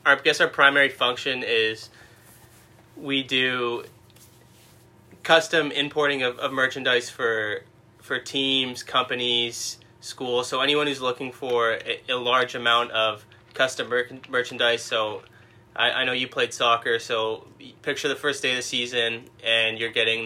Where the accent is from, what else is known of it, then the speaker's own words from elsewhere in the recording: Mississauga, Ontario, Canada; now in Cambridge, Canada; Born and raised Mississauga, and right now I live in Cambridge, just outside of Kitchener-Waterloo